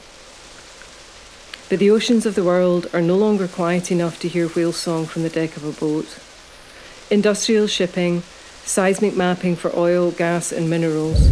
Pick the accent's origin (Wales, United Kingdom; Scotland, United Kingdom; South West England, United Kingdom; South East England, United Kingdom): Scotland, United Kingdom; Isle of Iona; I'm an artist from the Isle of Iona